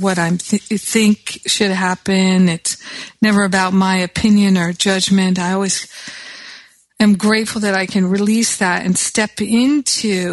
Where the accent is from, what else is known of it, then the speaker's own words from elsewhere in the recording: Los Angeles, California, United States; in my hometown of Los Angeles